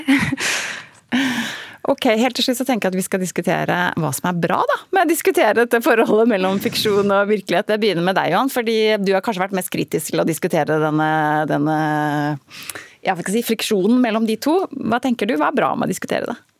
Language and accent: Norwegian; England, United Kingdom; moved away; jeg er oppvokst i England, så jeg har et eh, dypt forhold til dette her